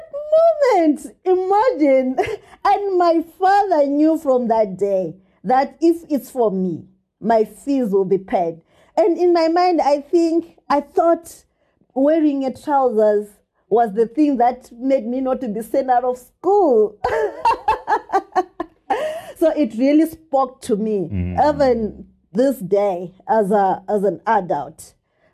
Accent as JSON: {"language": "English", "town": "Gokwe", "region": "Midlands", "country": "Zimbabwe", "tie": "born or raised there", "said": "I grew up in the dust and dark streets of Nembudzia Gokwe"}